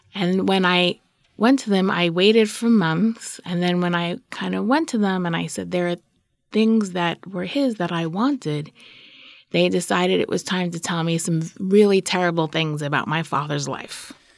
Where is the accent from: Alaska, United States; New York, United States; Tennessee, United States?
New York, United States; New York City; moved away as an adult; also born or lived in Brooklyn / Boston / Brookline; I'm from Queens. That's what I am.